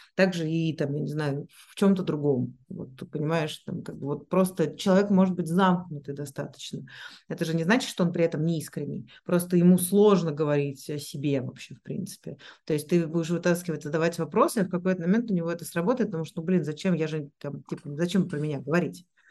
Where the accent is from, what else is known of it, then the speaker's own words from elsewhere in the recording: Moscow, Russia; moved away; also born or lived in Switzerland / Singapore; я там родилась в Москве, я училась в Швейцарии, я жила в Сингапуре